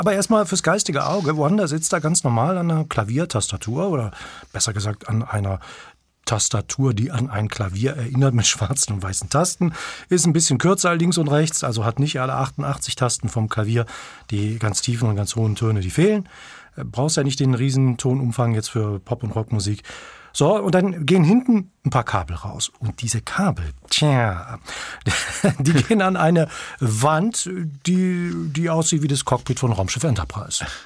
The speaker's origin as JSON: {"language": "German", "region": "North Rhine-Westphalia", "country": "Germany", "tie": "born or raised there", "said": "Ich bin ja in Nordrhein-Westfalen aufgewachsen"}